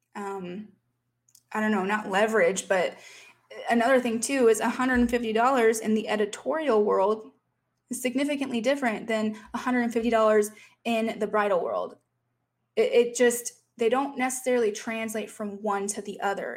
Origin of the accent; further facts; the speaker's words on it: Fort Wayne, Indiana, United States; moved away; my hometown of Fort Wayne, Indiana